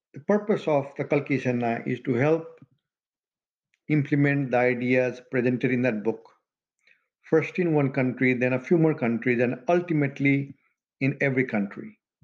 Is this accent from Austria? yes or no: no; Madhesh Province, Nepal; also born or lived in Janakpur, Nepal; now in United States; We're both from Nepal. In fact, his hometown and my home village barely 10 miles apart. But now the, the town that, you know, we both call hometown is the same. Janakpur Dham in Nepal